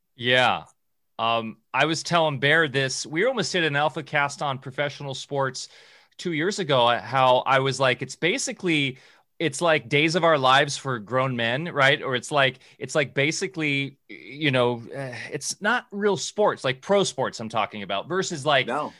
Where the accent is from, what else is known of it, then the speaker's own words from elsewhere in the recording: SoCal, California, United States; growing up in SoCal